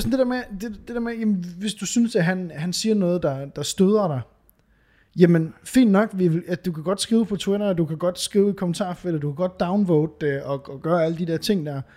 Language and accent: Danish; Varde, Southern Denmark, Denmark; moved away; da jeg boede i, hos mine forældre. Altså, det, det er måske 15 år siden. Ja. Hjemme i Varde